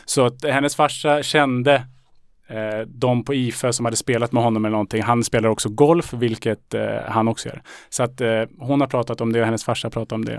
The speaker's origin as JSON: {"language": "Swedish", "town": "Salem", "region": "Stockholm County", "country": "Sweden", "tie": "born or raised there", "said": "När jag växte upp i Salem, då hade vi en lokal krog"}